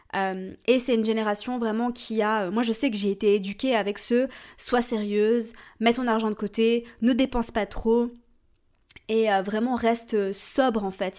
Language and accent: French; Switzerland; je suis suisse, donc je viens d'un système euh, scolaire différent